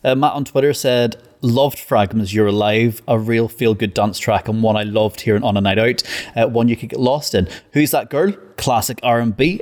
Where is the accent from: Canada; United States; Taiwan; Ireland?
Ireland; I'm actually Irish